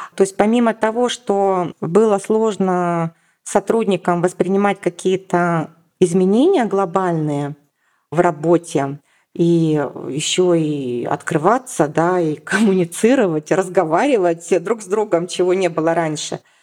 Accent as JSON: {"language": "Russian", "town": "Yekaterinburg", "region": "Sverdlovsk Oblast", "country": "Russia", "moved": "as an adult", "lives_now": "Moscow, Russia", "said": "переехала в Москву. Я из Екатеринбурга, то есть я не москвичка. И в 2009 году я взяла и переехала"}